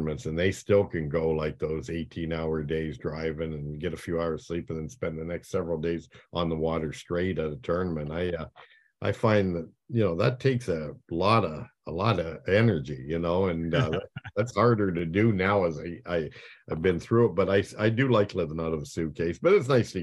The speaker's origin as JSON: {"language": "English", "town": "Chatham", "region": "Ontario", "country": "Canada", "tie": "born or raised there", "also_born_or_lived": "Blenheim, Ontario", "said": "I was born in Chatham"}